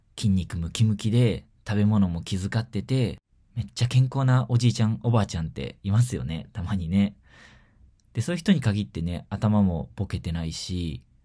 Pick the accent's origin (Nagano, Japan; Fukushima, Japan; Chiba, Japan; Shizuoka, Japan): Shizuoka, Japan; 地元の静岡 県立図書館